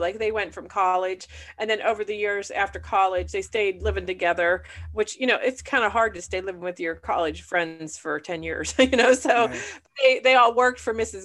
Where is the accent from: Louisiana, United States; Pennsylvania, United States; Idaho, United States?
Pennsylvania, United States; Punxsutawney; I was from Punxsutawney